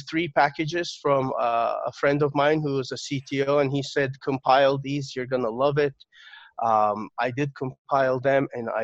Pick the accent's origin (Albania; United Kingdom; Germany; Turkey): Turkey; So I was born in Turkey, and I got my first computer when I was 6 years old.